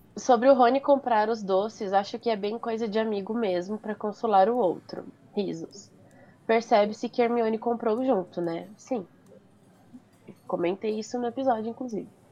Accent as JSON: {"language": "Portuguese", "country": "Brazil", "tie": "born or raised there", "said": "eu nasci born and raised no Brasil."}